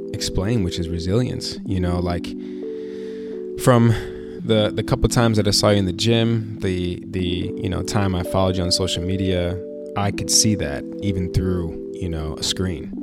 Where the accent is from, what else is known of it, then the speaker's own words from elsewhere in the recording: Chicago, Illinois, United States; moved away; I'm a kid from Chicago